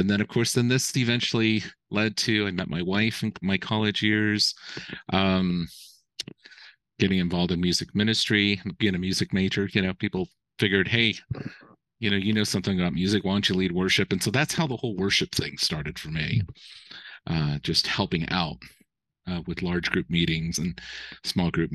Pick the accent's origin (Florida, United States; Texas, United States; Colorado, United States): Colorado, United States; Colorado Springs; I grew up in Colorado Springs